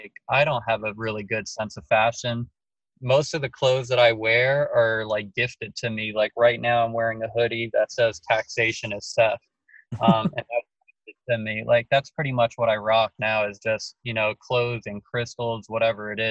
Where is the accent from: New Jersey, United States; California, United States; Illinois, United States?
New Jersey, United States; Laurence Harbor; I'm from New Jersey, New York, New Jersey. I was in seventh grade when it happened. Where I lived is Lawrence Harbor, New Jersey